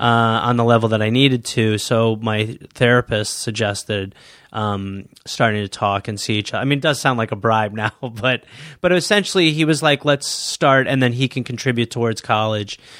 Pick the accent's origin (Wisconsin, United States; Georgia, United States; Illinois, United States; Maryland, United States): Wisconsin, United States; Milwaukee; moved away; I was born in Milwaukee, Wisconsin, raised by the English people